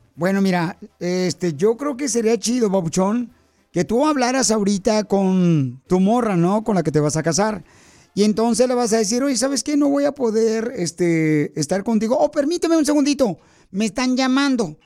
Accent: Mexico; moved away; yo soy mexicano

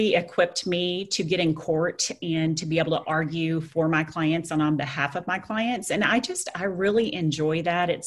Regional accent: Lubbock, Texas, United States; I was stuck here in my hometown, which I enjoy, at Lubbock, Texas

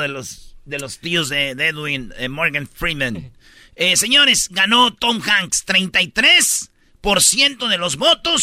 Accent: Mexico; como mexicano

